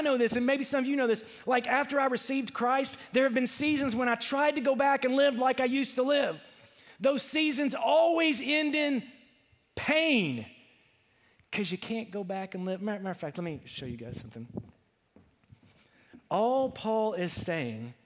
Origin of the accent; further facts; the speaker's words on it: Ferndale, Arkansas, United States; I was from Ferndale